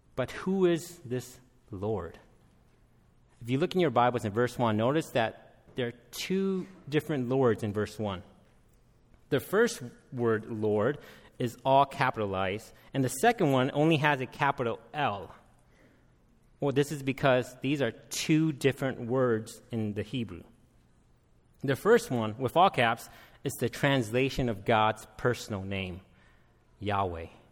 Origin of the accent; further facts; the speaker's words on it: United States; also born or lived in Minneapolis, Minnesota; I am Hmong American